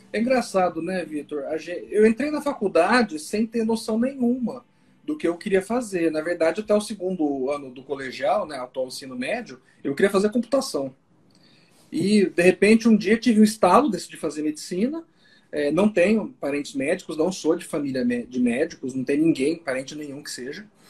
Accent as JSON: {"language": "Portuguese", "town": "Londrina", "region": "Paraná", "country": "Brazil", "tie": "born or raised there", "lives_now": "Maringá, Brazil", "said": "Eu sou londrinense, sou, sou paranaense, eu sempre morei no Paraná"}